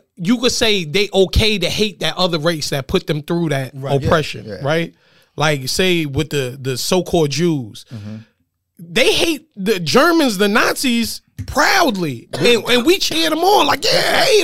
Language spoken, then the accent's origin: English; New York, United States; moved away; I grew up in New York